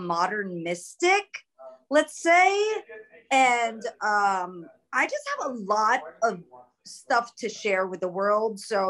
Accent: New York, United States; also born or lived in Los Angeles; So I'm like an inner city school kid. I grew up in New York. I grew up in LA. I grew up in the city.

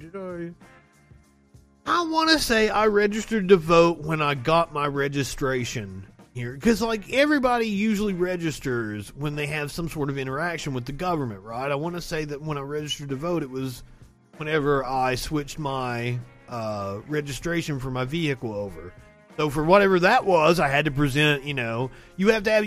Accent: Kentucky, United States; I'm from Kentucky.

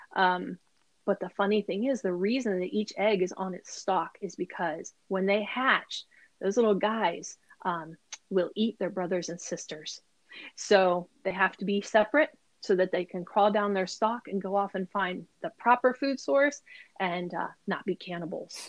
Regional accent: Ohio, United States; now in Maryland, United States; I grew up in Ohio um, on a farm, a small farm

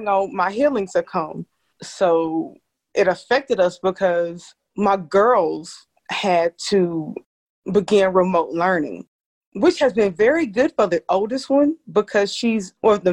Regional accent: Rockingham, North Carolina, United States; moved away as an adult; now in Greensboro, United States; you and I are from Rockingham, North Carolina

